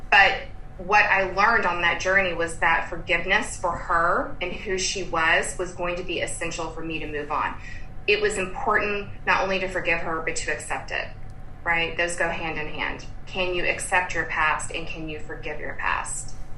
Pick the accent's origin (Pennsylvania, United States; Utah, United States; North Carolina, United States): North Carolina, United States; Durham; also born or lived in Lexington, Kentucky; now in Austin, United States; I grew up in Durham, North Carolina